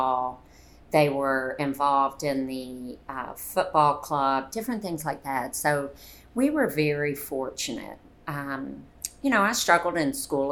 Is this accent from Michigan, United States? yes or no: no; Conyers, Georgia, United States; I grew up right outside of Atlanta, Conyers, Georgia, which was a very, very, very small town